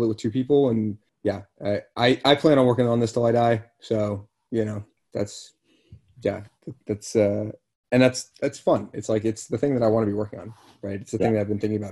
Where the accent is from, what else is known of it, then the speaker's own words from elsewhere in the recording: Boston, Massachusetts, United States; I'm from Boston